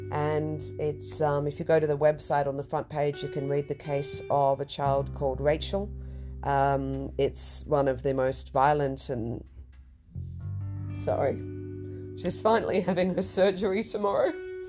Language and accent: English; Kenya; And I'm a Kenyan.